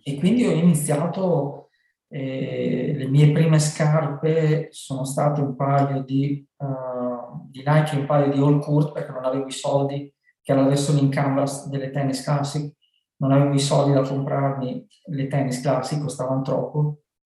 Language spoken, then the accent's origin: Italian; Loiano, Emilia-Romagna, Italy; venne nel mio paese, si chiama Loiano